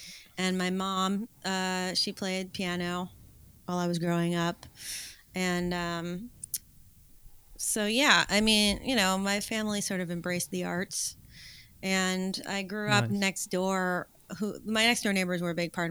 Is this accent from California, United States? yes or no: yes; Los Angeles, California, United States; I grew up in the Hollywood Hills in Los Angeles.